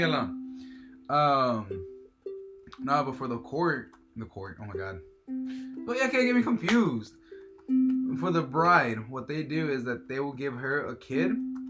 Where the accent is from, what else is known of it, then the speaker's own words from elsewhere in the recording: Mexico; moved away; Our town that where I'm from Mexico, it's about only 3,000, 4,000 people.